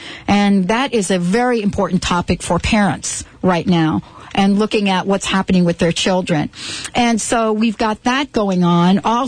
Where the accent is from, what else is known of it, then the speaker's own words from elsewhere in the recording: New York, United States; we grew up in New York